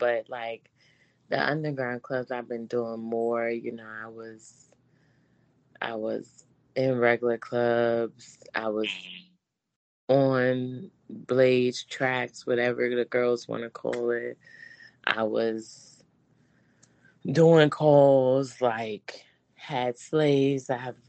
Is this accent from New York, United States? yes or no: no; Virginia, United States; now in California, United States; So, you know, I was living in California. I'm originally from Virginia.